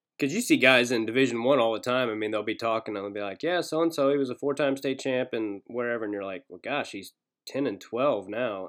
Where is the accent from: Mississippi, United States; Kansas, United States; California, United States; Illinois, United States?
Kansas, United States; also born or lived in Arkansas; I grew up in Kansas, but I was born in Arkansas and I lived there till I was about five